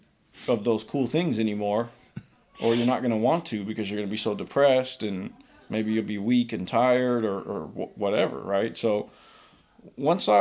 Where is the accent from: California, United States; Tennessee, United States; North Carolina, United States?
California, United States; Oakland; also born or lived in San Leandro / Hayward; Born and raised in Oakland. Yeah. Moved all around, San Leandro, Hayward, but never out of the Bay.